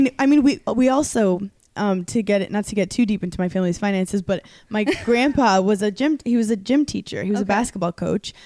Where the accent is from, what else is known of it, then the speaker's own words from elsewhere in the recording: New York City, New York, United States; I'm from Brooklyn, New York originally. Mm-hmm. I'm from a place called Park Slope.